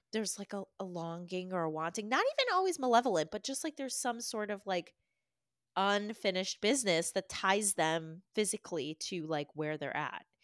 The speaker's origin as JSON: {"language": "English", "region": "Massachusetts", "country": "United States", "tie": "born or raised there", "said": "growing up in Massachusetts"}